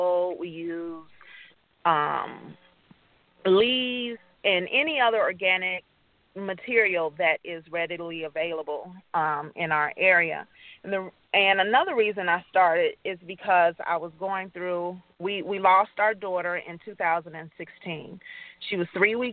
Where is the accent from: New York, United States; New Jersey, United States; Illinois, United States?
Illinois, United States; Chicago; now in Gary, United States; I grew up in Chicago with a family who had a garden